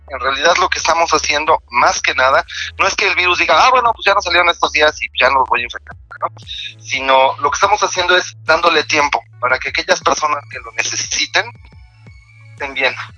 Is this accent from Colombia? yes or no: no; Mexico; como mexicanos